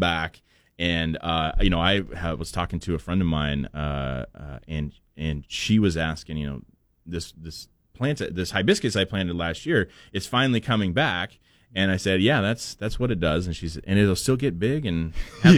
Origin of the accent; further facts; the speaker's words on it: Portland, United States; moved away; growing up in Portland